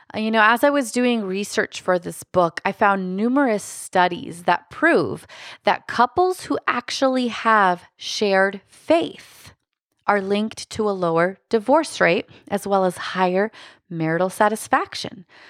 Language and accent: English; Lancaster, Pennsylvania, United States; I come from Lancaster, Pennsylvania